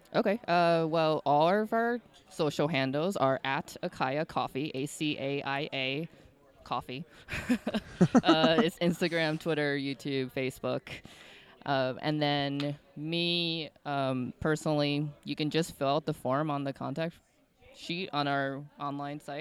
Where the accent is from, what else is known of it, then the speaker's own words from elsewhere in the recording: outside of Chicago, Illinois, United States; I grew up outside of Chicago